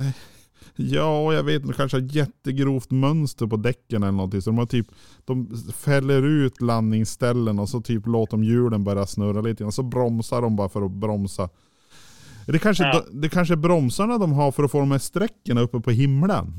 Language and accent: Swedish; southern Sweden, Sweden; now in Norrland, Sweden; jag är ju född och uppvuxen i södra Sverige